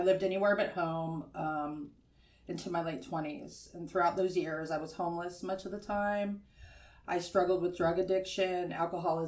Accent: Sacramento, California, United States; born or raised there; also born or lived in Ventura, California

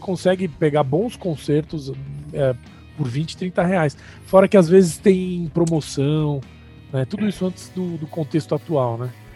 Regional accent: São Paulo, Brazil; eu sou paulistano

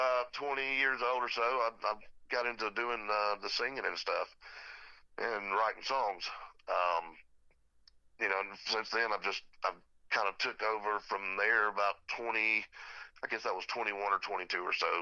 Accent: Dallas, Georgia, United States; moved away as an adult; also born or lived in Nashville, Tennessee; now in Centre, Alabama, United States; I'm originally from Dallas, Georgia

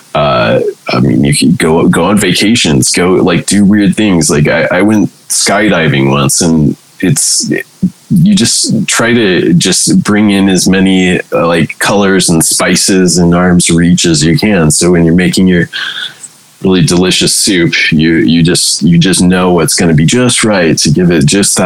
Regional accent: California, United States; accent: stonery California; My stonery California accent

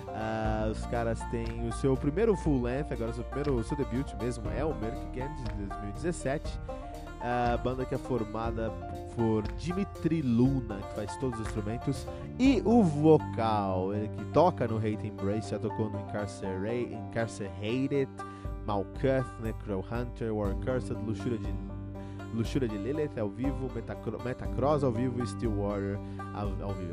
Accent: Brazil; eu sou brasileiro

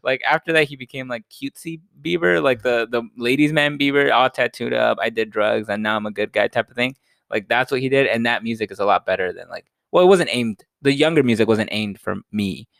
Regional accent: United States

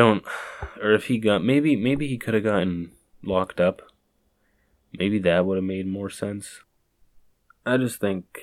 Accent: Boston, Massachusetts, United States; I am from Boston

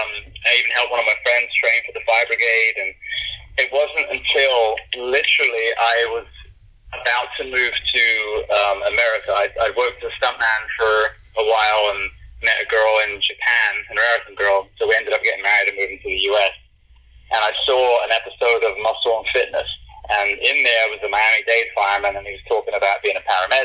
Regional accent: United Kingdom; moved away; as we Brits tend to be

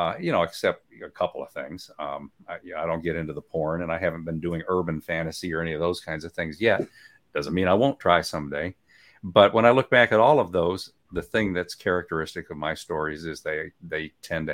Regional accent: Michigan, United States; now in Guntersville, United States; I'm from Michigan

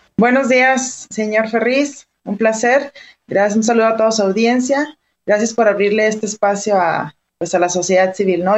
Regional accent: Mexico; como mexicanos

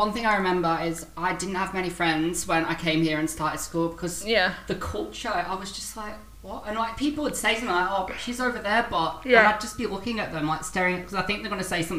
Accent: United Kingdom; now in Australia; as a British person.

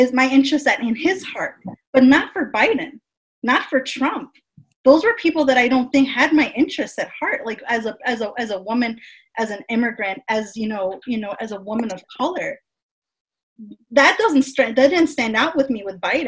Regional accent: United States; someone who was born and raised in the United States

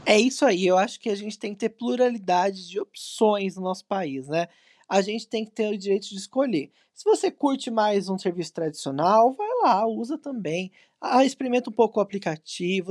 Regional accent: São José dos Campos, São Paulo, Brazil; A gente que é do Vale do Paraíba, eu sou de São José

